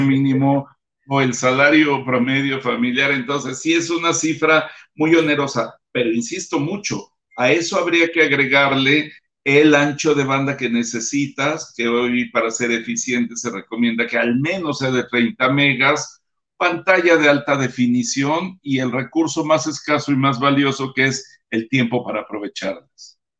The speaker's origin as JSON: {"language": "Spanish", "country": "Mexico", "said": "como mexicanos"}